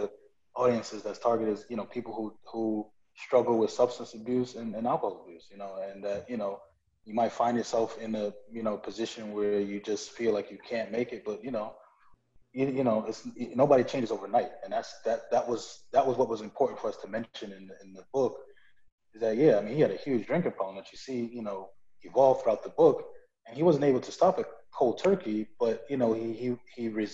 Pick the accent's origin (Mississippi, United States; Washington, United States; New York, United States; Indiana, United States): New York, United States; New York City; I'm from Brooklyn